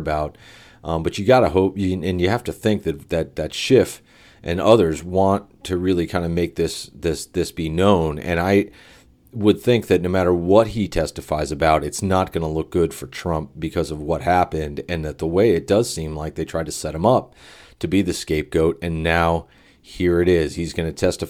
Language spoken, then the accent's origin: English; Phoenix, Arizona, United States; my hometown here in Phoenix